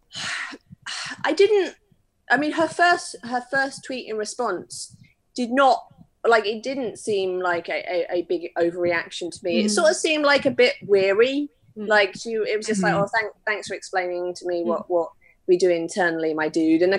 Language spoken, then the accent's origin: English; United Kingdom; I'm very British